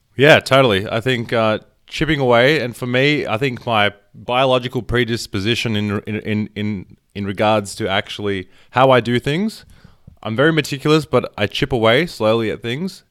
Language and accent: English; Melbourne, Victoria, Australia; I was born in Melbourne, but my parents were born there, and they came here, like, fifty years ago